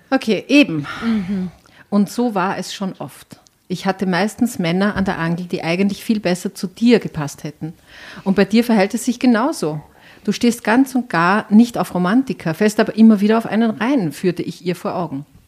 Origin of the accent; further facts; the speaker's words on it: Enns Valley near Schladming, Upper Styria, Austria; aus der Obersteiermark, aus dem Enstal in der Nähe von Schladming